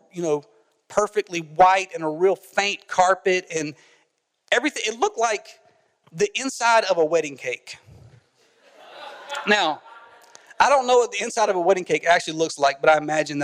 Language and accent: English; Carrboro, North Carolina, United States; I grew up in Carrboro, North Carolina